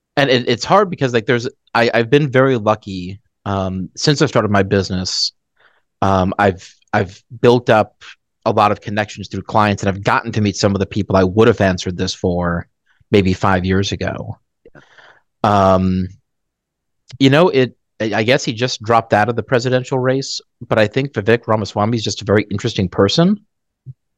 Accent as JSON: {"language": "English", "town": "Dallas", "region": "Texas", "country": "United States", "tie": "born or raised there", "also_born_or_lived": "Phoenix, Arizona / Colorado Springs, Colorado", "said": "we moved to Dallas. And I've basically been in Dallas since."}